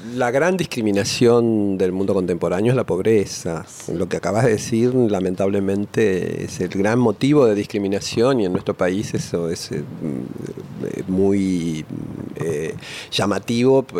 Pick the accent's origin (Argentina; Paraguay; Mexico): Argentina; Buenos Aires; nací en Córdoba y Esmeralda, pero en la calle, en, la plena ciudad de Buenos Aires. Ahí pasé mis primeros meses y después nos mudamos a un departamento que tenía de mi abuela en, en Caballito, en la calle Hidalgo y Rivadavia, donde enfrente había un cine el cine moreno, donde pasé toda mi infancia.